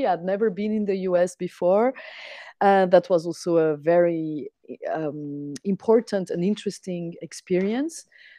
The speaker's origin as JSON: {"language": "English", "country": "France", "tie": "born or raised there", "also_born_or_lived": "Switzerland", "lives_now": "Lisbon, Portugal", "said": "But first, you might need to know that I grew up mostly in France and in Switzerland in the Alps region, mostly in the mountains."}